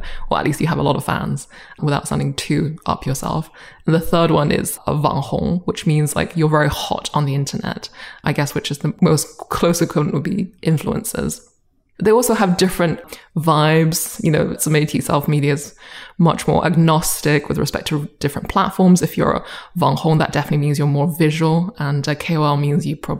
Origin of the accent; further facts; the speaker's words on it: United Kingdom; accent: British; also born or lived in Boston; now in China; I moved with my family to the UK when I was 8, and have sort of been there for the past few decades